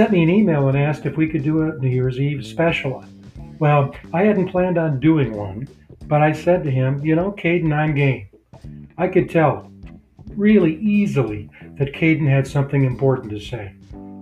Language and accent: English; Michigan, United States; my home state of Michigan